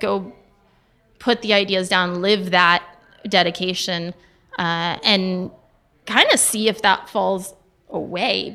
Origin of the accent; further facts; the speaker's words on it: Dallas, Texas, United States; moved away; also born or lived in Italy; I grew up in Dallas